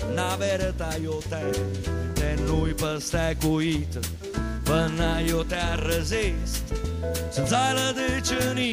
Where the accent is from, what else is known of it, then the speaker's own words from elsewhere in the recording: Basilicata, Italy; born there; Va bene, confesso, sono nato in Basilicata. Sì, la Basilicata esiste.